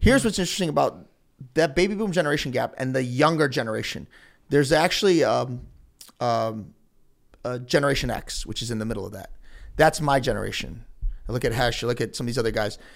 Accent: Elyria, Ohio, United States; I'm from Elyria

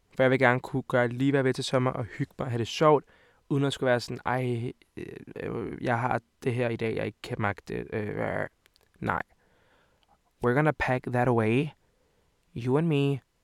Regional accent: Hvidovre, Capital Region of Denmark, Denmark; also born or lived in Montenegro; Jeg er 20 år gammel og kommer fra Hvidovre af. Og Montenegro af. Så jeg er halv-halv.

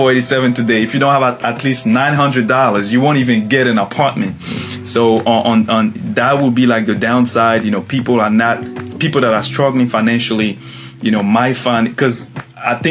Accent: Côte d’Ivoire; moved away as an adult; now in United States; I'm originally from the Ivory Coast, West Africa. So I was born and raised there.

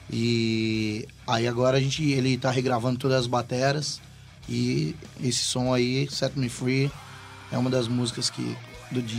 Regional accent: Brazil; A gente é brasileiro

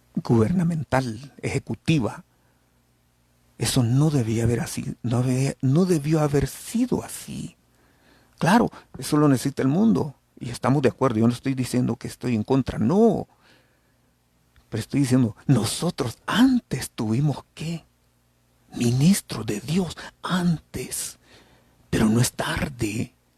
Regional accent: El Salvador

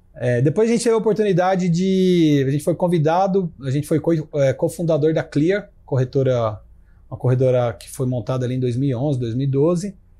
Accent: Ribeirão Preto, São Paulo, Brazil; eu sou de Ribeirão Preto

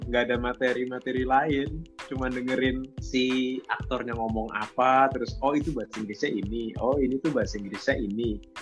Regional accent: Jakarta, Indonesia; ini kamu dari mana aslinya gitu kok suaranya nggak medok gitu saya dari Jakarta bu

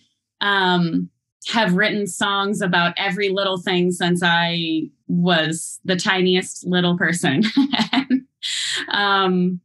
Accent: Ohio, United States; also born or lived in Nashville, Tennessee; I come from various small towns in Ohio and lived for a while in Nashville when I was a little older than five, but that was a formative time of my childhood as well

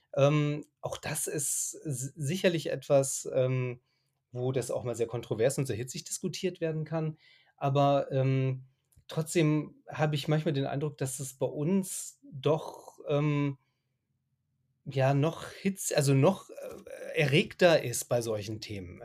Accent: Germany; also born or lived in Dubai / Egypt / Lebanon / Syria

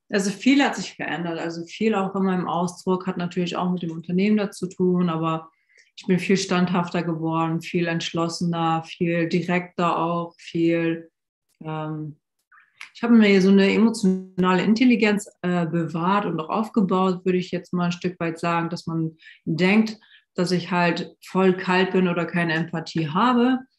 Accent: Hamburg, Germany; now in Koblenz, Germany; ich bin aus Hamburg hier nach Koblenz gezogen

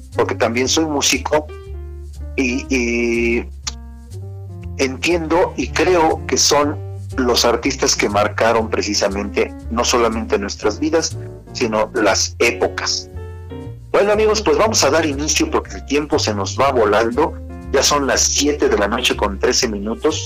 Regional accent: Acambay, State of Mexico, Mexico; soy el cronista, el cronista de, en este caso, de Akam Bay

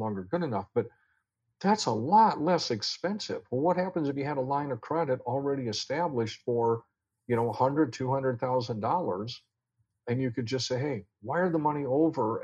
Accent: Iowa, United States; moved away; I'm from Iowa

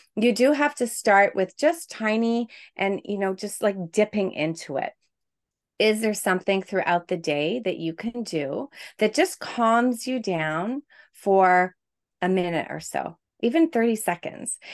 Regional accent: Quebec, Canada; moved away; I'm from Canada, originally from Quebec

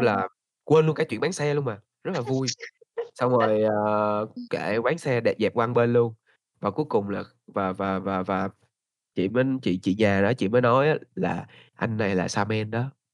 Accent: Ho Chi Minh City, Vietnam; moved away as an adult; now in Da Lat, Vietnam; mình là người Đà Lạt đến từ Sài Gòn

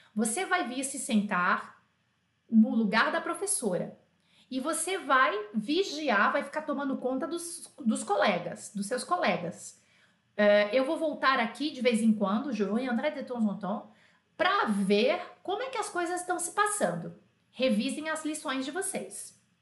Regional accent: Brazil; assim como eu, brasileiro

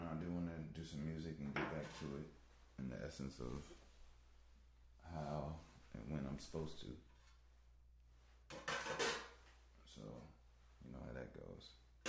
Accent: Chicago, Illinois, United States; I'm from Chicago. I was born in 1990.

